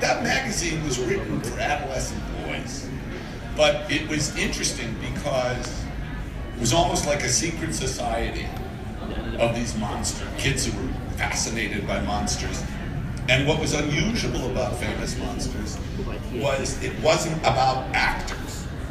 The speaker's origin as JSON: {"language": "English", "town": "Los Angeles", "region": "California", "country": "United States", "tie": "born or raised there", "said": "I grew up in Los Angeles"}